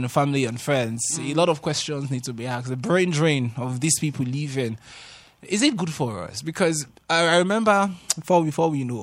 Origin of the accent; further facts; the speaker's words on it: Nigeria; oh, as a Nigerian, the, okay. the onus of making the country better rests on our shoulders